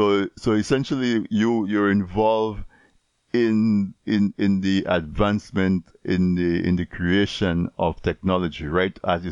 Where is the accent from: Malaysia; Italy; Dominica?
Dominica; as a young person growing up in Dominica, right, or in any one of the other Caribbean islands, where we're mostly rural.